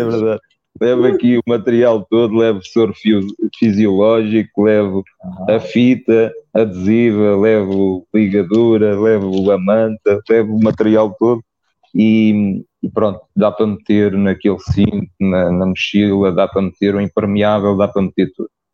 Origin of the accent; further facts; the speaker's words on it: Lisbon, Portugal; Eu sou de Lisboa, mas tenho raízes no norte. A minha mãe é. era, do, era do Porto